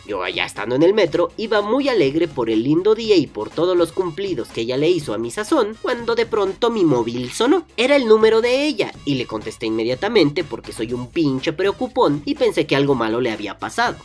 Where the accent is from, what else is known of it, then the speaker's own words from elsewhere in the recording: Mexico; aquí en mi país, en México